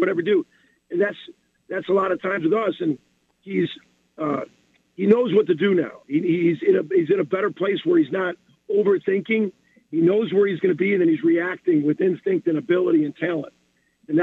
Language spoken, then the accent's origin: English; Chicago, Illinois, United States; moved away; I'm from Chicago